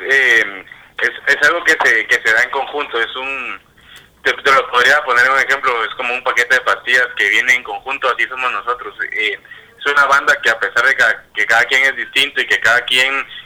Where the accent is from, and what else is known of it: Guatemala